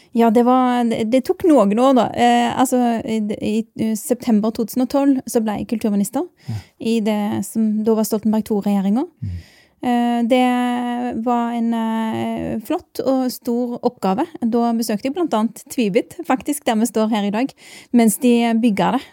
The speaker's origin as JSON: {"language": "Norwegian", "area": "Bjørheimsbygd", "region": "Rogaland", "country": "Norway", "tie": "born or raised there", "moved": "as an adult", "lives_now": "Oslo, Norway", "said": "jeg er ei jente fra Bjørøysbygd. Det er en liten plass i Rogaland. Jeg er veldig stolt av heimplassen min"}